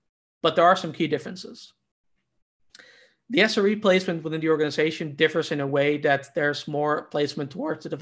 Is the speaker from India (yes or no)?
no; Netherlands; my home country, the country of Python and Wi-Fi, Netherlands.